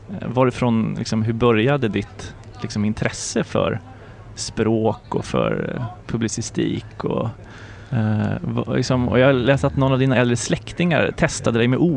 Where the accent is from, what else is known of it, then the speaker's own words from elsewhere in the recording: Botswana; moved away; jag har ju gjort mina, eh, min uppväxt i Botswana